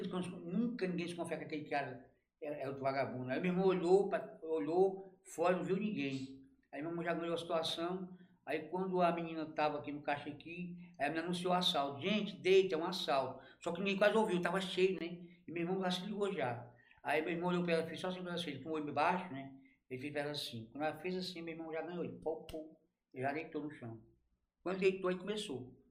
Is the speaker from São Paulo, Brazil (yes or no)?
no; Ceará, Brazil; now in Araguaína, Brazil; sou cearense, não tem nem como dizer que não é